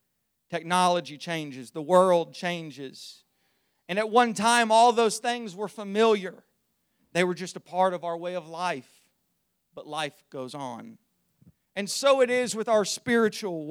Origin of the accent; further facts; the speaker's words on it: Zanesville, Ohio, United States; I was born on Friday, May the 8th, 1998 in Zanesville, Ohio